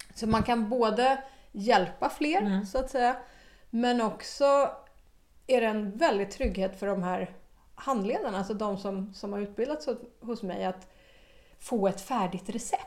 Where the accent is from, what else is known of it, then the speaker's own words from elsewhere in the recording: Stockholm, Stockholm County, Sweden; moved away as an adult; also born or lived in Malmö, Sweden / Australia; Jag är från Stockholm ja. ursprungligen, men vi hade bott i Malmö innan vi flyttade till Australien och kom tillbaka till Malmö då